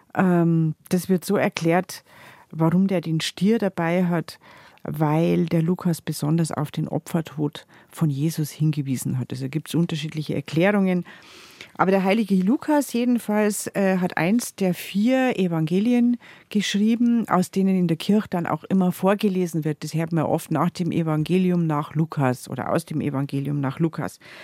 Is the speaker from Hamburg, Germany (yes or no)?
no; Chiemgau, Bavaria, Germany; bei uns im Chiemgau